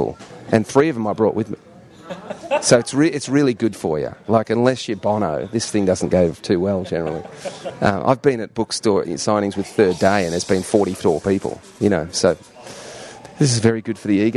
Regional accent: Melbourne, Victoria, Australia; moved away as an adult; also born or lived in London, United Kingdom / Sydney, Australia; now in United States; So we moved to Australia, moved to Sydney first and then to Melbourne, and lived there for 20-something years

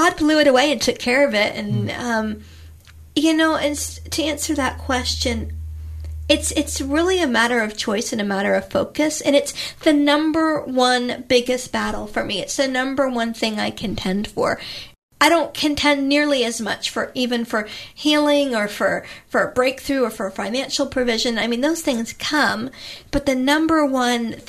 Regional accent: Florida, United States; moved away; I grew up in Florida on the beach

